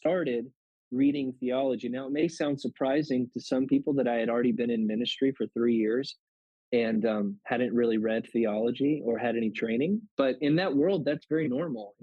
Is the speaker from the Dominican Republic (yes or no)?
no; Louisiana, United States; I'm from Louisiana